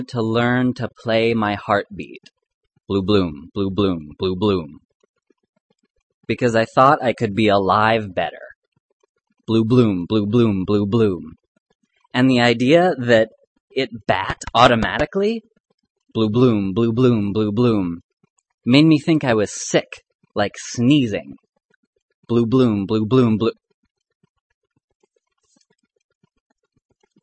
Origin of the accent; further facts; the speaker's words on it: Arizona, United States; I grew up in Arizona